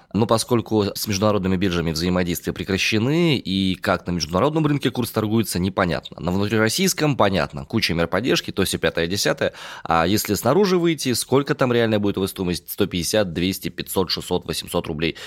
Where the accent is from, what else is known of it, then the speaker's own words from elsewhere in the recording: Omsk, Omsk Oblast, Russia; я родом из Омска